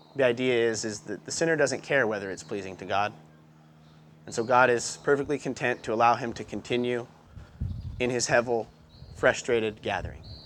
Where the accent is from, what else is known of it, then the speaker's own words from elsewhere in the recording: Montana, United States; moved away as an adult; now in Albany, United States; I grew up in Montana. Um, Great Falls is the easiest way to tell you where I grew up because I went to school in the middle of nowhere